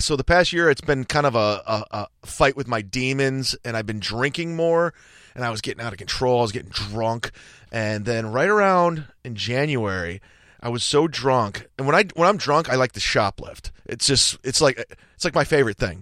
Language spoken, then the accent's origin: English; Cleveland, Ohio, United States; it was in Cleveland, my hometown.